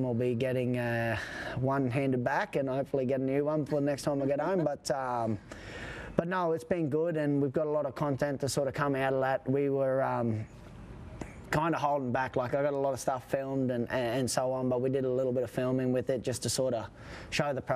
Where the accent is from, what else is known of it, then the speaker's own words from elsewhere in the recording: Australia; I was referred to as an Australian veteran at 28